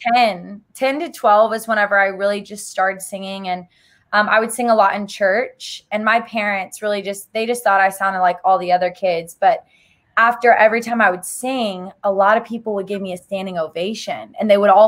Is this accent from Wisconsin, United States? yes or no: no; Arkansas, United States; I grew up in Arkansas